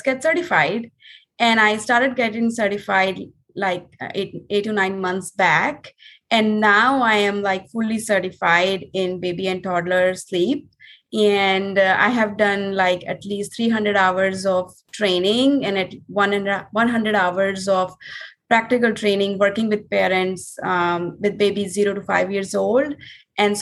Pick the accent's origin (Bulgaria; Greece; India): India; moved away as an adult; now in Miami, United States; we are originally from India. And we moved to Miami in 2017